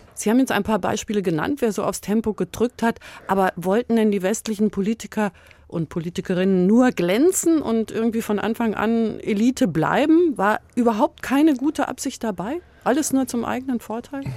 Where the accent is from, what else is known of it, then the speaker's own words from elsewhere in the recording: West Germany, Germany; Ich bin Wessi